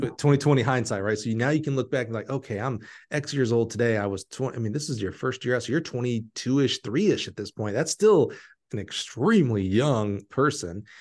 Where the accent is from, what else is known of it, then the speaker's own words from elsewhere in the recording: Alabama, United States; I'm from Alabama